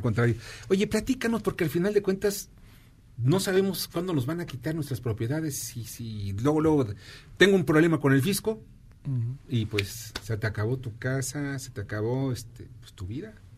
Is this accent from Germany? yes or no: no; Mexico; also born or lived in Mexico City; como mexicano